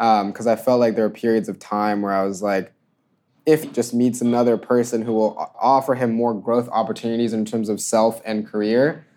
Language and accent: English; Georgia, United States; growing up in Georgia